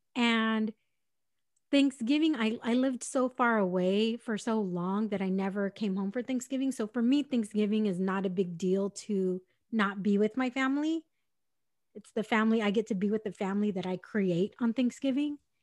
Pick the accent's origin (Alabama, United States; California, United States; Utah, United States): California, United States; San Diego; I'm from San Diego